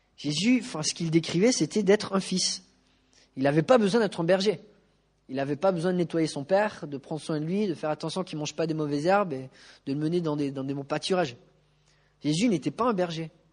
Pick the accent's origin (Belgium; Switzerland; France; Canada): France; En tant que Français